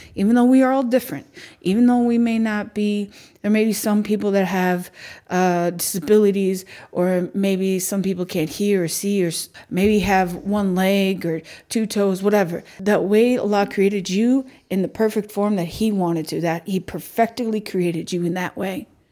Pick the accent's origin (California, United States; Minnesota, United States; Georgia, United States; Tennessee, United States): Minnesota, United States; We're Minnesotan